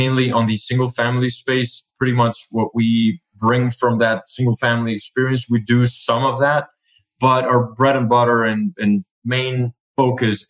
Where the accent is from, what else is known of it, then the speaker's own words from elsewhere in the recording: Colombia; now in United States; we were originally born and raised in Colombia. So we're both foreigners in the States